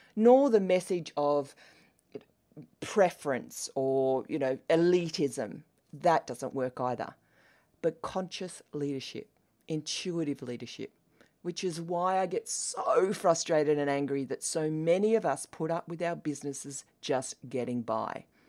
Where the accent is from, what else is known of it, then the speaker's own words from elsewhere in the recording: Australia; accent: Australian; As you can tell by my accent, I am Australian.